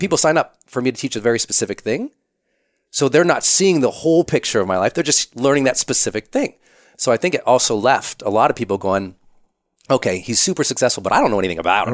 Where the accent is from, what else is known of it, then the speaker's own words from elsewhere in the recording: Montana, United States; I'm from Montana. We're pretty private there